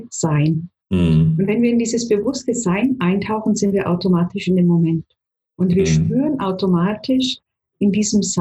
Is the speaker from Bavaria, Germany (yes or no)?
yes; Bavaria, Germany; born there; Also ich lebe in Niederbayern, bin in mhm. Niederbayern auch geboren, komme aus einer Familie, habe einen Bruder